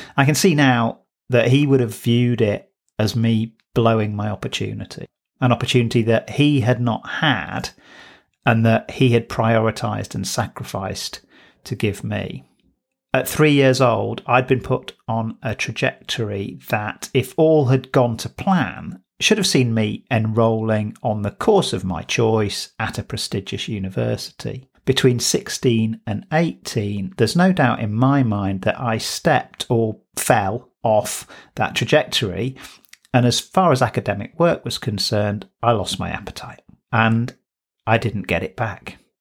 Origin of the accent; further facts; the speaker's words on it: Manchester, North West England, United Kingdom; I was born in Bowdoin, which is an affluent suburb in Manchester, South Manchester